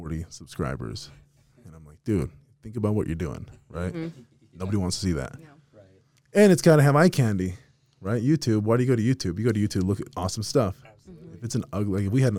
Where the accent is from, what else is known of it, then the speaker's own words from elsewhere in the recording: Las Vegas, Nevada, United States; now in Utah, United States; I'm from Vegas originally, and I still go back all the time